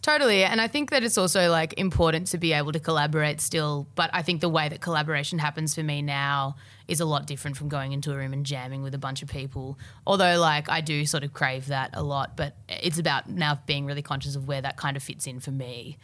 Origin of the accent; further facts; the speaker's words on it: Melbourne, Victoria, Australia; I grew up in Albert Park